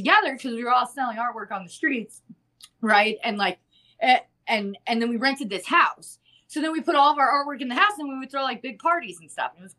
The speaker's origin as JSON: {"language": "English", "region": "New York", "country": "United States", "tie": "born or raised there", "also_born_or_lived": "Colorado", "moved": "as an adult", "lives_now": "Madison, United States", "said": "I'm from New York originally. Okay. I was born outside of Queens, kind of like on the border of Queens and Long Island, right there."}